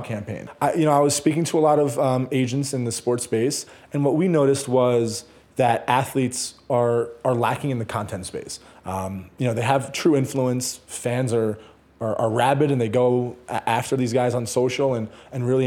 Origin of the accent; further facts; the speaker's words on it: New Jersey, United States; I'm a kid from New Jersey that always kind of had a dream to have an agency in New York